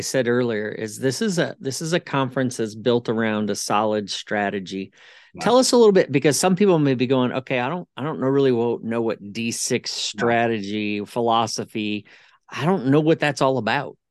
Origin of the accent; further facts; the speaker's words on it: Ohio, United States; I'm from Ohio, and we don't see the sun until probably May